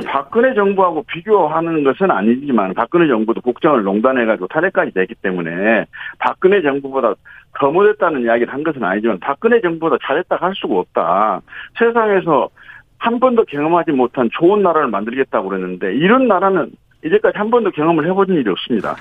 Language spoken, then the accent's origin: Korean; Honam, South Korea; 우리 호남은